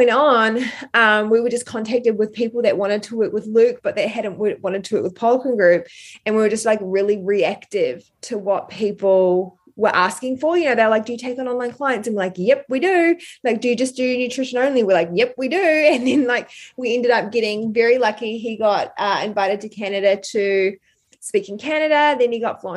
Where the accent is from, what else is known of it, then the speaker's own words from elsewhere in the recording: New Zealand; also born or lived in Brisbane, Australia; now in Australia; I'm from New Zealand